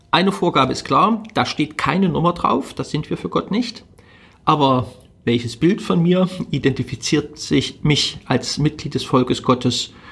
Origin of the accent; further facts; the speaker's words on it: Germany; Ich bin in Deutschland groß geworden, ich bin von der Geschichte dieses Landes, von ihrer Kultur wie selbstverständlich geprägt worden.